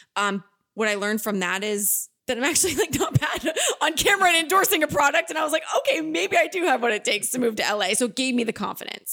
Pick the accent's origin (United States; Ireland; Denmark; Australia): United States; Pelham; moved away as an adult; also born or lived in Boston; now in Los Angeles, United States; My hometown, it will always have my heart just because it's home